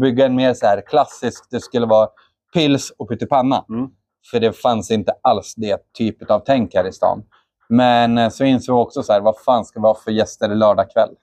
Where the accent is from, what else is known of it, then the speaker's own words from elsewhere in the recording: Östersund, Jämtland, Sweden; Jag är eh, från Östersund